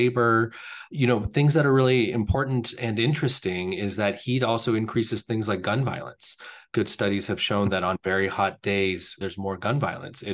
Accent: California, United States; moved away; I grew up in California

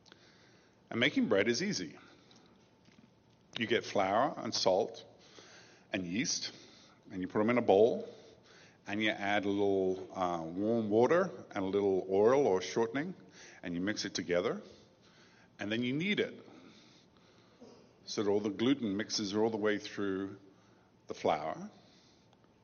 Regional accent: England, United Kingdom; I grew up in England

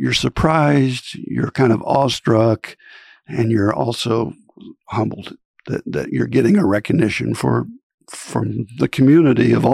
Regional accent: Fort Scott, Kansas, United States; now in Manhattan, United States; I grew up in Fort Scott, Kansas

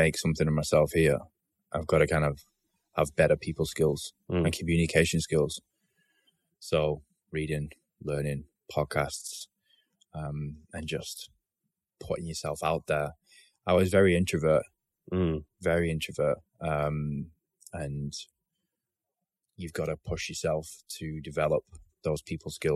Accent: Bolton, North West England, United Kingdom; back in my hometown. Mm-hmm. Bolton

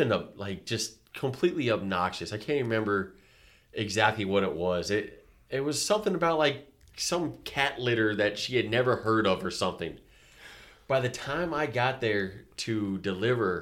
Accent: Virginia, United States; growing up, born and raised in Virginia

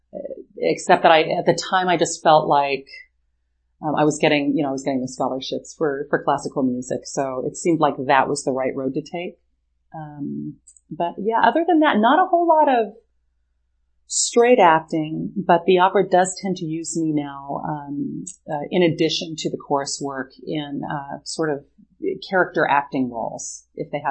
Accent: San Jose, California, United States; also born or lived in Chicago / Santa Fe / San Francisco Bay Area; I was born in California in San Jose

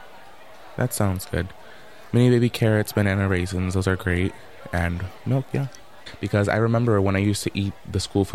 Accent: Oakland, California, United States; Growing up, most of my life, I grew up in East Oakland

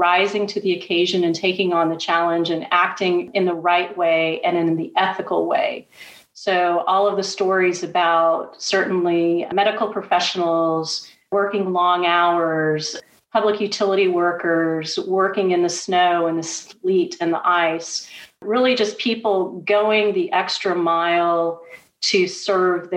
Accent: Houston, Texas, United States; I'm a native Texan. I grew up in Houston

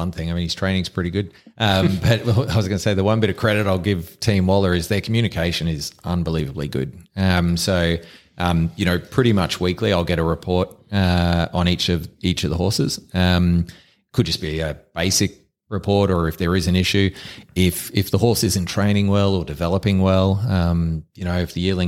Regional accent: Queensland, Australia; Like I grew up on the Bayside, lots of my mates, we'd go to Doomben or Eagle Farm on the weekend

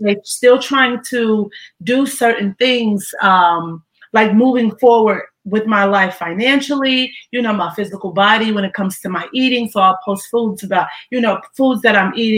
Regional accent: Ohio, United States; moved away; I went back to my hometown in Ohio to be around family.

